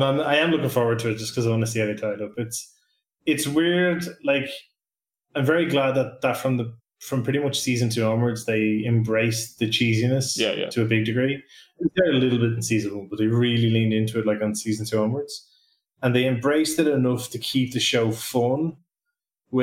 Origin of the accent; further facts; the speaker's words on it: Ireland; as an Irish person